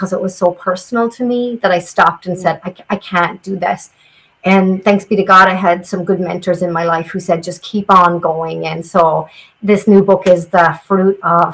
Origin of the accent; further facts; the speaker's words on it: southeast Ireland, Ireland; But I grew up in Ireland, and I grew up in a part of Ireland in the southeast, or the east, that's known as the ancient east